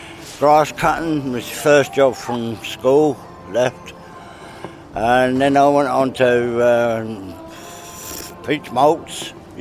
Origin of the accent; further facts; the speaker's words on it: Bury St Edmunds, East of England, United Kingdom; I was brought up in Bury.